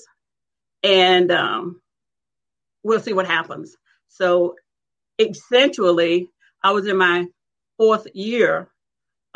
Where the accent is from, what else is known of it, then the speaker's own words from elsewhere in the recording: South Alabama, United States; I grew up in South Alabama, and we grew up in community, which was segregated